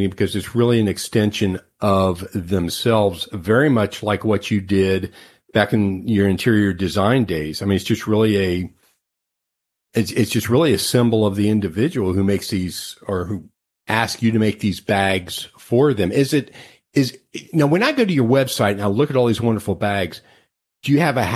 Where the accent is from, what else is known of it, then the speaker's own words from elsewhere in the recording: Cincinnati, Ohio, United States; I came from the Cincinnati area